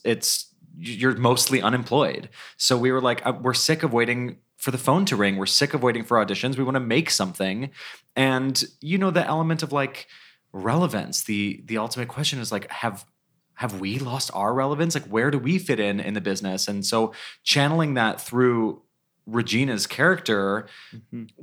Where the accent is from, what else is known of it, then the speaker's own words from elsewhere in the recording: Cleveland, Ohio, United States; we grew up together in Cleveland, Ohio